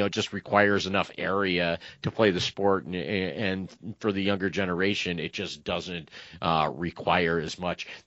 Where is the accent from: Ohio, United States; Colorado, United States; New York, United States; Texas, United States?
Ohio, United States; Northeast; we didn't have a crew team or a crew club of any sort growing up in Northeast Ohio